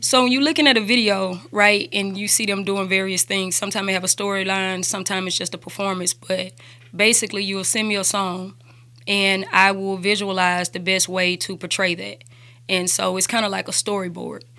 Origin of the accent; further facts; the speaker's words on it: Birmingham, Alabama, United States; also born or lived in Hampton, Virginia / Mississippi; I grew up in Woodlawn